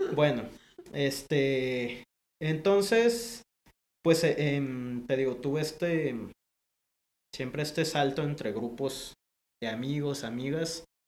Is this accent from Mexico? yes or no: yes; Guadalajara, Jalisco, Mexico; born or raised there; also born or lived in Panama